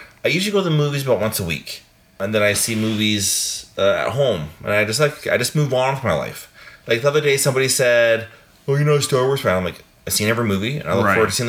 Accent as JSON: {"language": "English", "country": "Canada", "said": "I'm Canadian"}